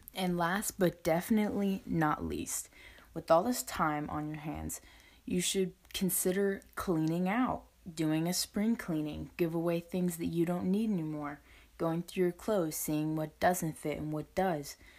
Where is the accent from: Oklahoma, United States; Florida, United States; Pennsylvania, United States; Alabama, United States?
Florida, United States; Northwest; I'm from Northwest Florida, and I'm currently a high school student.